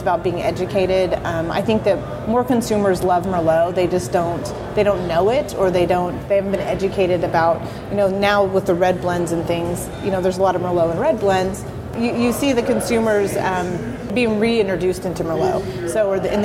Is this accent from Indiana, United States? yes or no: no; Sonoma County, California, United States; growing up in Sonoma County